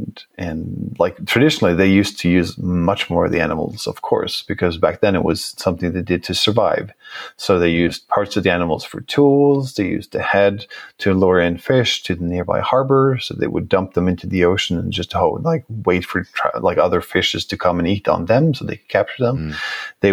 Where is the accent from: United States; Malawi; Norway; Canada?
Norway; I come from Norway